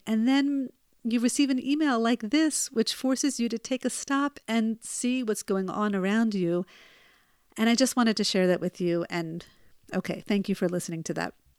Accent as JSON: {"language": "English", "country": "United States", "tie": "born or raised there", "moved": "yes", "lives_now": "Israel", "said": "where I grew up in the United States"}